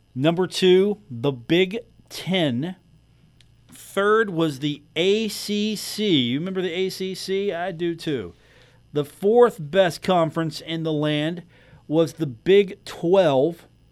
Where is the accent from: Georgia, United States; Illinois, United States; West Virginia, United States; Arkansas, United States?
West Virginia, United States; Huntington; as a kid growing up in Huntington, it was always a Marshall basketball town